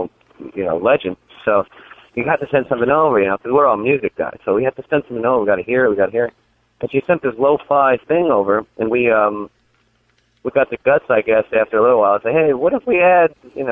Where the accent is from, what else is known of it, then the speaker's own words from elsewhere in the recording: New York City, New York, United States; I'm from New York City, that's where I grew up